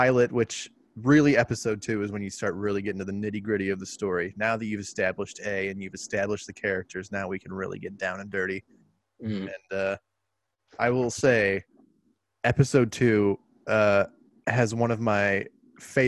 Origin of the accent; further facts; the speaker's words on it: St. Louis, Missouri, United States; St. Louis, which is my hometown and Corbin's hometown